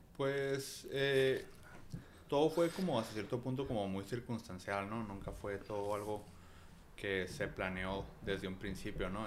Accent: Tijuana, Baja California, Mexico; Sí, soy de aquí de Tijuana y pues aquí he vivido toda la vida

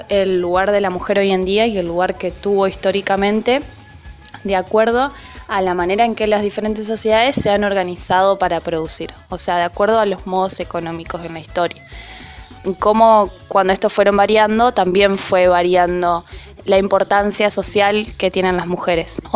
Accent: Ituzaingó, Buenos Aires Province, Argentina; soy argentina de la ciudad de Ituzaingó.

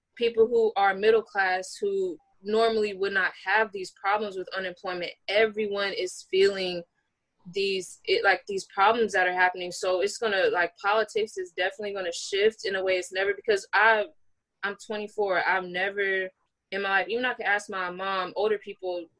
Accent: New Orleans, Louisiana, United States; now in Atlanta, United States; I'm from Louisiana

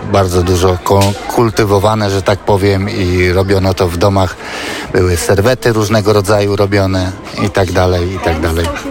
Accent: Silesian Voivodeship, Poland; moved away; ja pochodzę ze Śląska

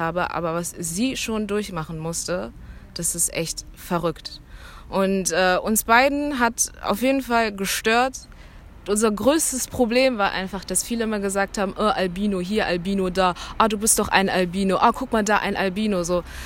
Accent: Cologne, North Rhine-Westphalia, Germany; ich bin aus Köln

